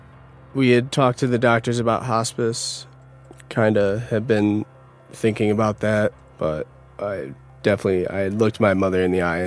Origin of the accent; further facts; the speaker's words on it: Utica, New York, United States; moved away as an adult; now in Denver, United States; I'm originally from Utica, New York. I just moved to Denver.